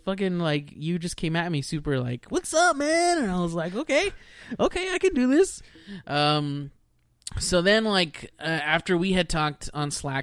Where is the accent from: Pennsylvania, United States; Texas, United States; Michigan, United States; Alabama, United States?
Texas, United States; also born or lived in Houston, Texas / Corpus Christi, Texas / Rio Grande Valley, Texas / Dallas, Texas; I was born in Houston, Texas. I pretty much just stayed in Texas the whole time, my whole life